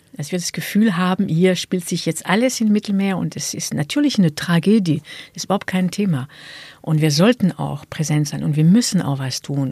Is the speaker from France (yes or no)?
yes; France; German is a second language; now in Germany; in Frankreich, in meinem Geburtsland.